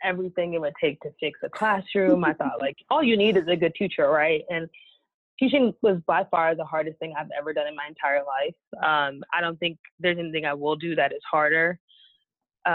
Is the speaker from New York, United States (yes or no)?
yes; New York, United States; moved away as an adult; now in Dallas, United States; I'm originally from New York, but I've been living in Dallas for the past 5 years.